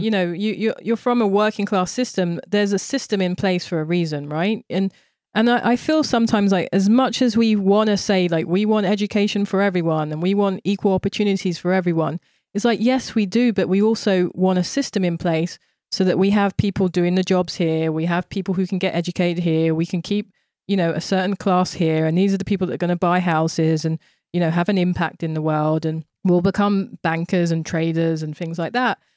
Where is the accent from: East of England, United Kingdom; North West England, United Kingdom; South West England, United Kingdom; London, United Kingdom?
London, United Kingdom; moved away as an adult; also born or lived in Tokyo, Japan; now in New York, United States; when I was growing up in Thamesmead, which was a, a very white racist environment